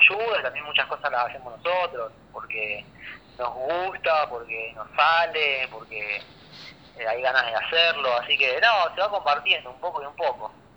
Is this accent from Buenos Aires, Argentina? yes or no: no; Rosario, Santa Fe, Argentina; somos, somos rosarinos y es estar en casa